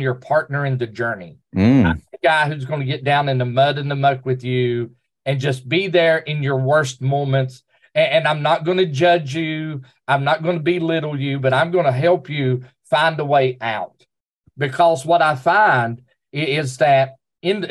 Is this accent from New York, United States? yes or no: no; Southern West Virginia, United States; moved away; also born or lived in Oceana, West Virginia; I come from Southern West Virginia in the coal fields